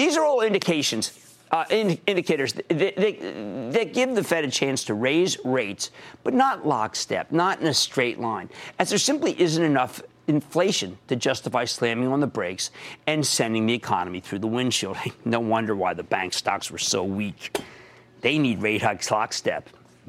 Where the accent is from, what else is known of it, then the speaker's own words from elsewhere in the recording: New Jersey, United States; Andrew, my home state of New Jersey.